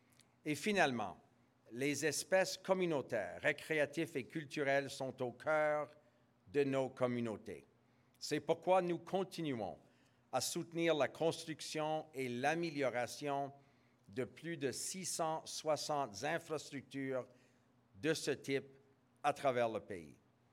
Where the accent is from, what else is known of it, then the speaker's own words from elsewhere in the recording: Canada; And as a Canadian, it makes me very proud that we can work with the city, with the government, with the museum to support something as important as this reimagination of this iconic facility.